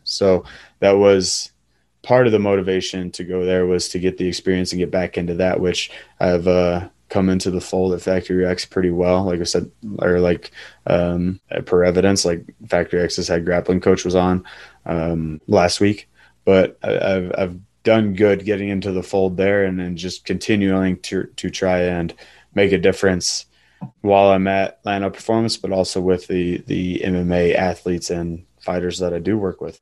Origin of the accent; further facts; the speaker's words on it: central Illinois, United States; I grew up in a pretty rural town and uh, in the central Illinois